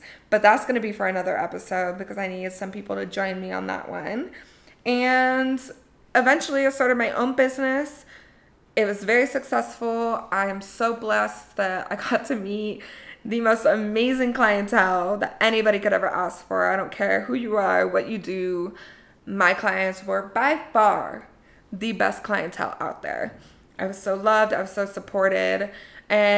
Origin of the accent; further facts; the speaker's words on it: Colorado, United States; I grew up in Colorado